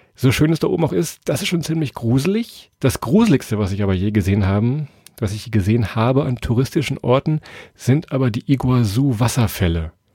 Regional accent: Weserbergland, Lower Saxony, Germany; Wir kommen ja aus Niedersachsen, aus dem Weserbergland.

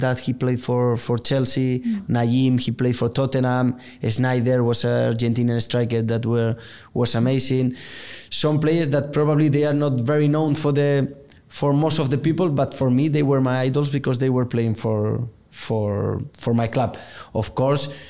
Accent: Zaragoza, Aragon, Spain; English is a second language; now in Bilbao, Spain; I was born here, but I moved to Zaragoza when I was a kid, so I grew up in Zaragoza.

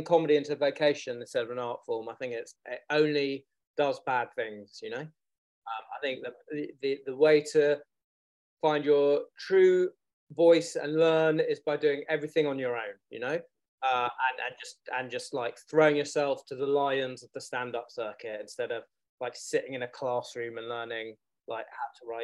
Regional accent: London, United Kingdom; I am from London. I grew up in London.

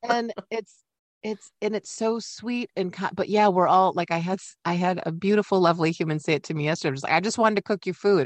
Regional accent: Midwest, United States; I'm a polite Midwesterner

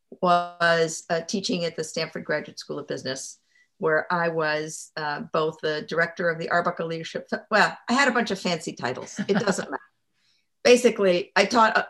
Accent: Mexico; moved away; I was raised in Mexico

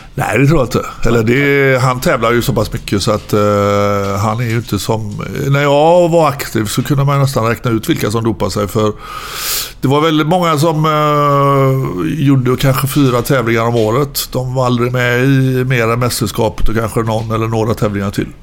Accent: Gothenburg, Västra Götaland, Sweden; jag är uppväxt ute i Frölunda

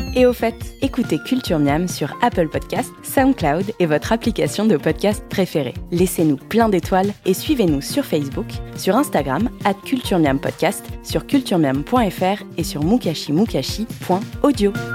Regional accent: France; chez nous, en France

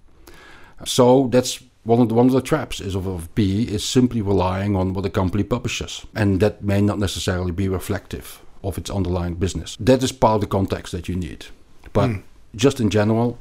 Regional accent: Belgium; like you can probably hear from my accent, I grew up in Belgium, and we learned French at school

